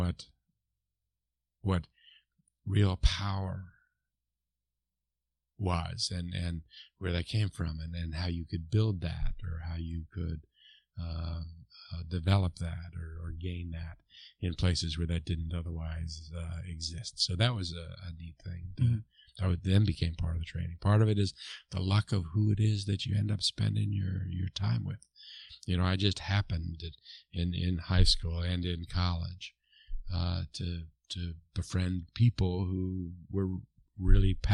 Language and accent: English; Washington, District of Columbia, United States; moved away as an adult; now in Austin, United States; I grew up in and around where your local news is international news, because mm-hmm. you're growing up in Washington